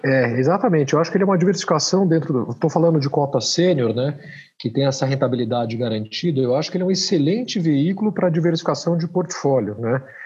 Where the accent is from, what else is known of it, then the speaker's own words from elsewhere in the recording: Brazil; como brasileiros aqui, que a gente já passou todo tipo de crise